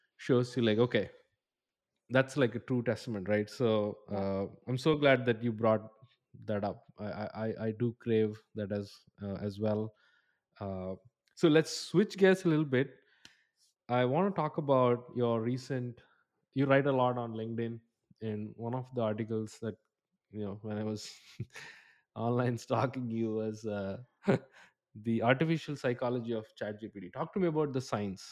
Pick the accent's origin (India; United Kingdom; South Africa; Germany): India; English is a second language; now in Atlanta, United States; I come from India.